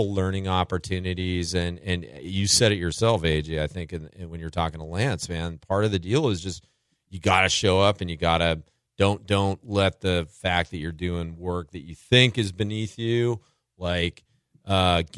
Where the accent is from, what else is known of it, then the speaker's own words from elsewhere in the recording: United States; I'm an American